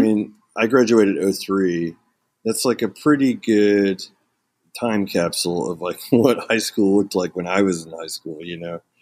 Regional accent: Ponca City, Oklahoma, United States; also born or lived in Moline, Illinois; I was born in, uh, Illinois and then raised in a small town called Ponca City, Oklahoma

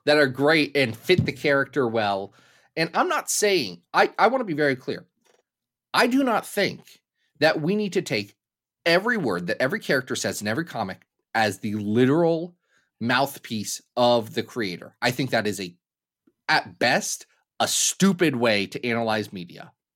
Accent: Ohio, United States

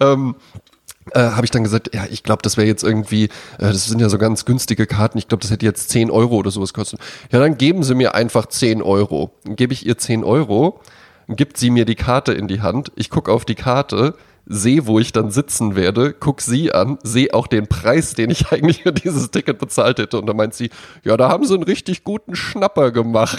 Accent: Germany; Ich bin ja auch am Hunert aufgewachsen.

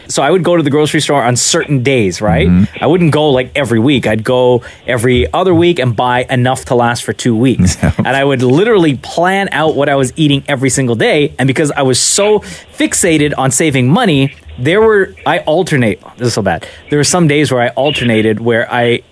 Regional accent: Toronto, Ontario, Canada; moved away as an adult; also born or lived in Calgary; I moved from Toronto to Calgary, and it was the first time I moved out of my parents' house

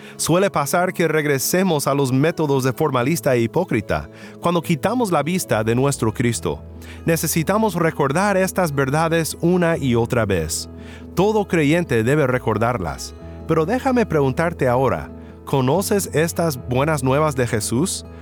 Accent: Mexico; como decimos en mi pueblo en México

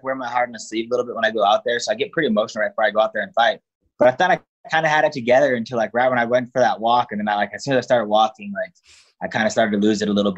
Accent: Denver, Colorado, United States; I grew up in Denver, Colorado

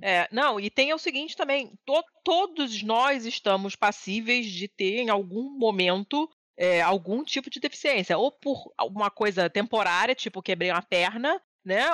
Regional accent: Rio de Janeiro, Brazil; moved away; no prédio onde eu nasci, fui criada no Rio

